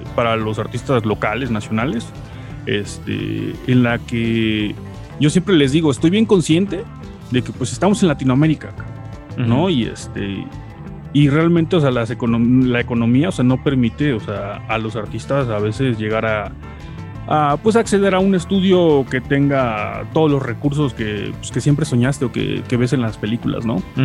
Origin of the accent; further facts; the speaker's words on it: Veracruz, Mexico; now in Puebla, Mexico; yo llevo en Puebla este, viviendo ya bastantes años, este, aunque no soy de acá, soy de Veracruz